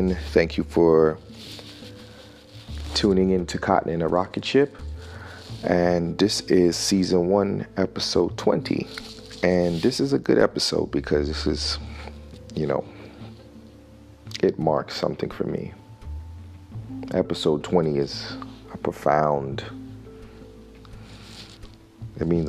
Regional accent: Newark, New Jersey, United States; also born or lived in Miami, Florida; I grew up in New Jersey, and I spent a lot of my time in Newark, New Jersey, in an urban environment.

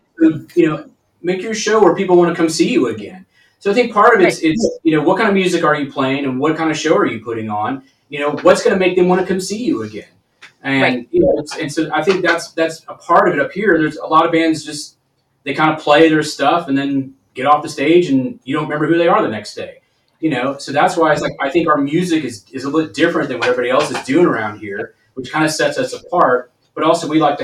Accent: Texas, United States; now in Seattle, United States; I'm originally from Texas

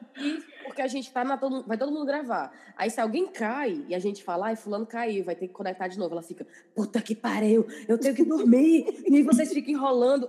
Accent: Ceará, Brazil; now in England; a gente, nós quatro, a gente é cearense, mas a gente mora na Inglaterra

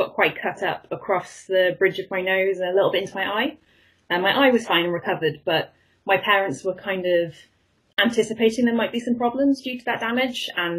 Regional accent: Cardiff, Wales, United Kingdom; Cardiff in Wales, which is a fairly middle-sized city. Kind of ended up back here again, having gone away to university, so back in my hometown.

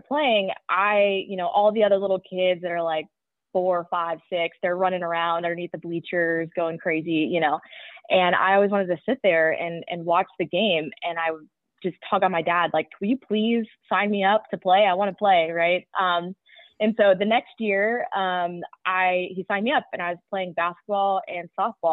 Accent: Parker, Colorado, United States; I grew up in Parker, Colorado, which is just about 20 minutes south of Highland Ranch, which is where I went to high school

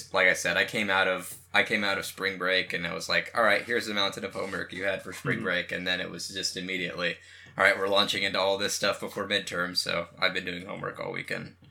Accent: West Coast, United States; also born or lived in San Jose; We're from the West Coast, me and you

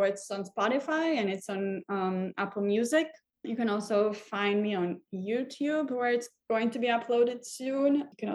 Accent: Tel Aviv, Tel Aviv District, Israel; moved away as an adult; also born or lived in Hamburg, Germany; now in New York City, United States; I was born and raised in Israel, in Tel Aviv specifically.

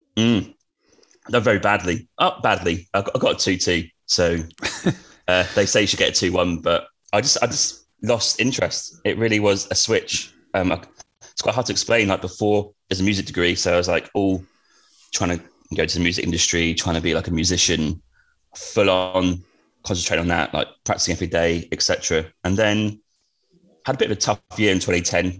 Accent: Norwich, East of England, United Kingdom; I grew up in Norwich, but um, on a council estate

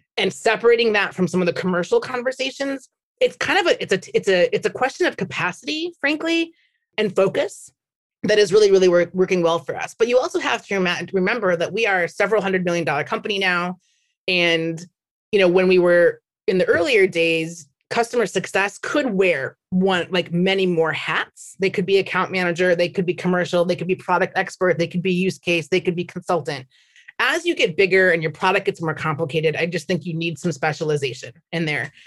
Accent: Minnesota, United States; moved away as an adult; now in San Francisco, United States; I'm from Minnesota

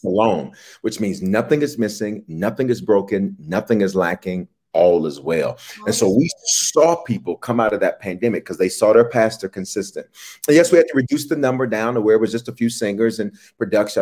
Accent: Memphis, Tennessee, United States; also born or lived in Denver, Colorado; now in Atlanta, United States; I was born in Denver, raised in Memphis, reared in Memphis, and then returned

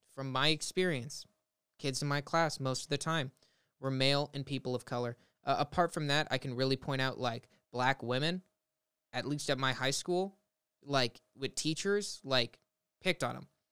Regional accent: Los Angeles, California, United States; where I grew up in the Valley of Los Angeles, California, um, I've lived here my whole life

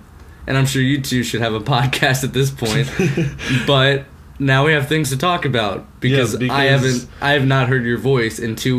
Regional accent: Mesa, Arizona, United States; moved away as an adult; now in New York, United States; I grew up in Arizona. I don't have the big cities, like, right there. It was a small town, Mesa, Arizona.

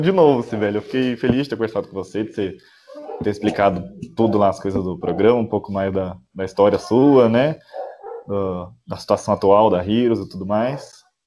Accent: south of Minas Gerais, Brazil; Eu sou daqui do, do, sul de Minas

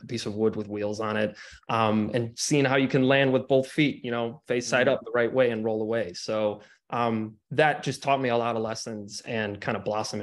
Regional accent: Cleveland, Ohio, United States; I grew up in Cleveland, Ohio

